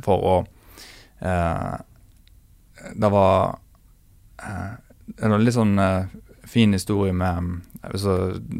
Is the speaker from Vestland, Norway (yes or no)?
yes; Bømlo, Vestland, Norway; Jeg er jo ikke fra Os, jeg er bømling